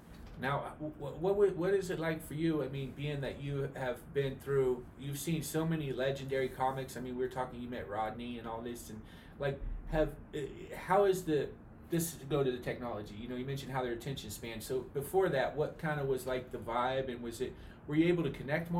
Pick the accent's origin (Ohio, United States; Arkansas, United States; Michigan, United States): Ohio, United States; now in Los Angeles, United States; I'm from Ohio.